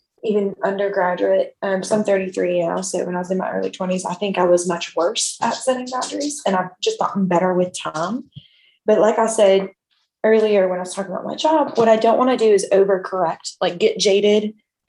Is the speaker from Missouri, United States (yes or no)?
no; Kentucky, United States; moved away as an adult; also born or lived in Alabama / Florida; now in Austin, United States; I'm from Kentucky. And so before I moved here, I lived in Kentucky till I was 18